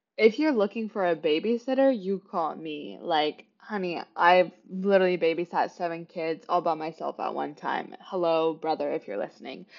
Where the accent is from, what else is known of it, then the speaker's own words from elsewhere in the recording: Kansas City, Kansas, United States; moved away as an adult; now in New York City, United States; I was born and raised in Kansas City, Kansas, not Missouri